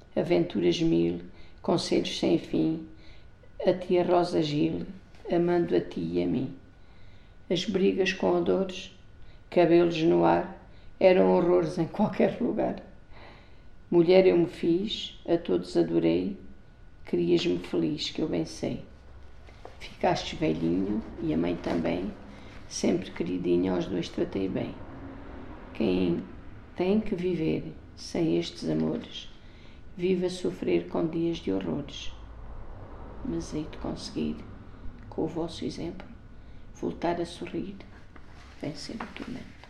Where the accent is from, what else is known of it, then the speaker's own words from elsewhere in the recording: Avis, Alentejo, Portugal; São as ruas da minha terra, as suas torres, as suas ruas estreitas, onde eu cresci